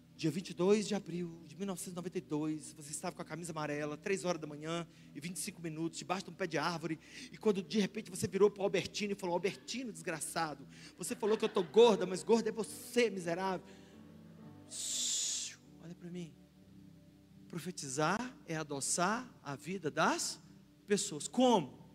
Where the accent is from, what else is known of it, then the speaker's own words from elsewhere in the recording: Brazil; a gente é brasileiro